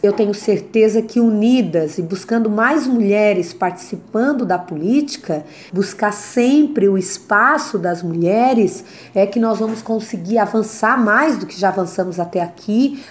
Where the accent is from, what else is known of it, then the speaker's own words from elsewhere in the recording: Criciúma, Santa Catarina, Brazil; nasci na cidade de Criciúma, é, onde fui criada, educada e aqui estou hoje